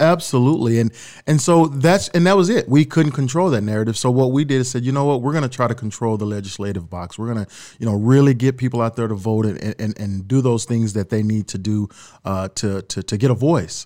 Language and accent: English; Dallas, Texas, United States; moved away as an adult; also born or lived in Austin, Texas / Orange City, Iowa; now in Sioux City, United States; I grew up in Dallas, Texas. uh, born and raised